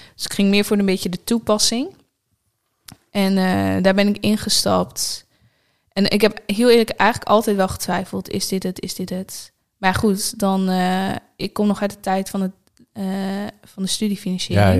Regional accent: Nieuw-Buinen, Drenthe, Netherlands; moved away as an adult; also born or lived in Groningen; Mijn ouders wonen daar nog steeds in het huis waar ik ben opgegroeid.

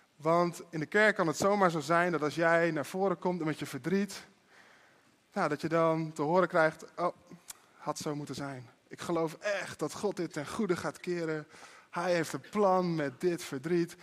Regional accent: Netherlands; als Nederlanders

